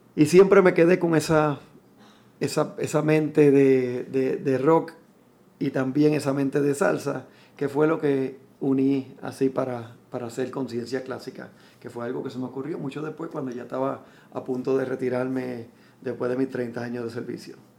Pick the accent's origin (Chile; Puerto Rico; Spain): Puerto Rico; San Juan; moved away as an adult; colinas de Fairview, que es donde crecí en, crecí en Fairview, en Coupey